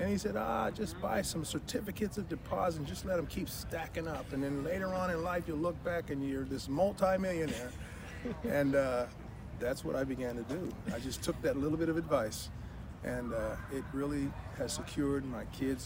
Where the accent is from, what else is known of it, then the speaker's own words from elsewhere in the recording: Santa Barbara, California, United States; I was brought up in Santa Barbara, California